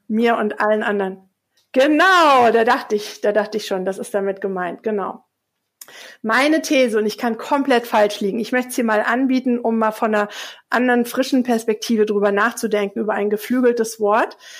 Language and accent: German; Hesse, Germany; now in Hamburg, Germany; im Hessischen, wo ich aufgewachsen bin